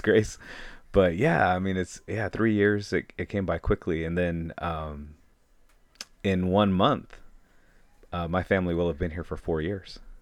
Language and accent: English; Saginaw, Michigan, United States; moved away as an adult; also born or lived in Bridgeport, Michigan / Ann Arbor, Michigan; now in Hayward, United States; I was born and raised in Saginaw, Michigan